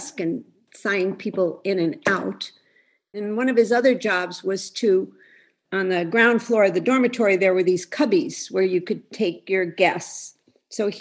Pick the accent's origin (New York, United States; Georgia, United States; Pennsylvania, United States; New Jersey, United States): Pennsylvania, United States; Scranton; I came from Scranton, Pennsylvania, from a very close Italian family.